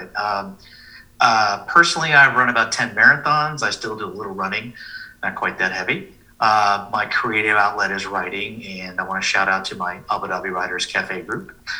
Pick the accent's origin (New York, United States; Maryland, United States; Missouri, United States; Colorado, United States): New York, United States; New York City; moved away as an adult; now in United Arab Emirates; I'm a New Yorker. I moved here from the city